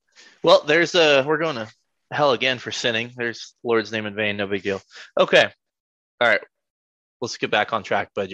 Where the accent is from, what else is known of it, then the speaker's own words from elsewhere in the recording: West Coast, United States; I'm from the West Coast.